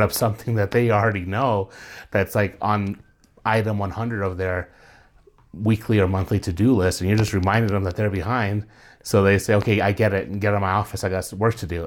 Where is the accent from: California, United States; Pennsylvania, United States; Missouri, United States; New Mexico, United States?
New Mexico, United States; born and raised here, so to me it's always five oh five